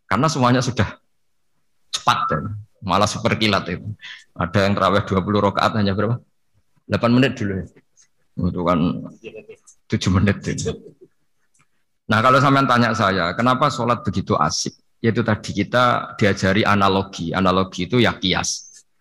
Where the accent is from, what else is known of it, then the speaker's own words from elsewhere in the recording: Pantura, Indonesia; Kalau bahasa orang Pantura, saya ini orang Pantura, jadi kalau ngomong lebih lebih keras, lebih vulgar.